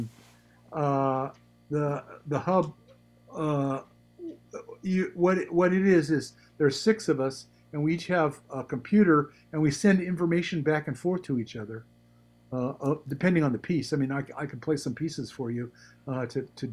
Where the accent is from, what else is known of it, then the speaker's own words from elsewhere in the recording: San Francisco Peninsula, California, United States; I grew up in the San Francisco Peninsula